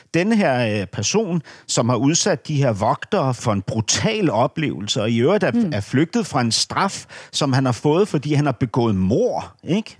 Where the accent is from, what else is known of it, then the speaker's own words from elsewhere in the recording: Berlin, Germany; moved away; min opvækst i Vestberlin